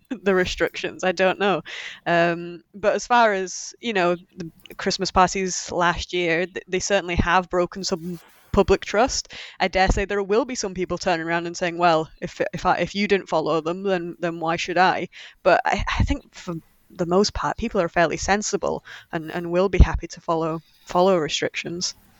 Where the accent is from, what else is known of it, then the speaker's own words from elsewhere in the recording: Yorkshire and the Humber, United Kingdom; we're both from Yorkshire